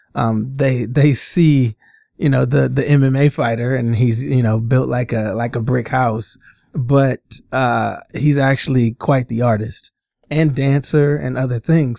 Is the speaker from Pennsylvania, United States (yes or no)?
no; Omaha, Nebraska, United States; born and raised in Omaha, Nebraska, um, grew up my entire, um, childhood and adolescent life, teen life in, uh, North